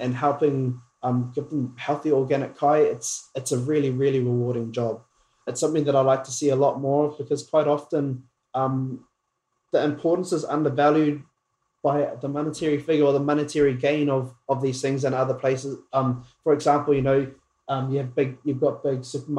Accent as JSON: {"language": "English", "town": "Pipiwai", "region": "Northland", "country": "New Zealand", "tie": "born or raised there", "moved": "yes", "lives_now": "Auckland, New Zealand", "said": "I hail from the north. I was born and raised in Whangarei in a little town called Pipiwai."}